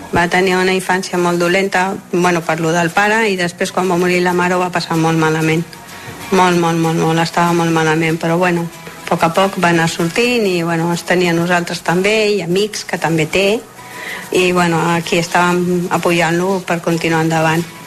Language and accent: Catalan; Galicia, Spain; moved away; com que jo sóc gallega, sempre parlàvem en castellà